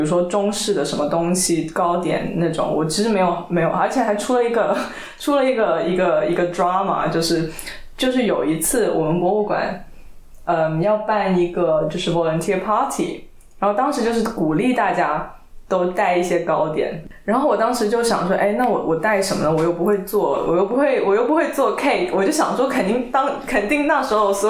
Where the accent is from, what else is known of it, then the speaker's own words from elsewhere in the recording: China; 对，但是我身为一个中国人，我我我不会知道这个东西